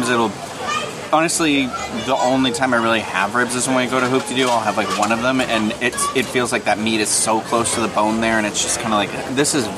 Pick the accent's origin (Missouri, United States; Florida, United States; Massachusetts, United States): Massachusetts, United States; Boston; moved away; I come from Boston